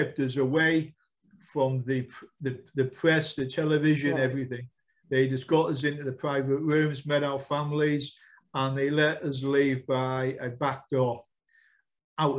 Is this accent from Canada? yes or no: no; United Kingdom; we are British, we're not American